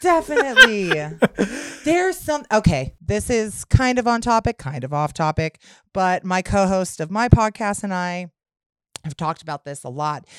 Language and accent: English; Kansas, United States; I'm from Kansas. Christian Kansas folk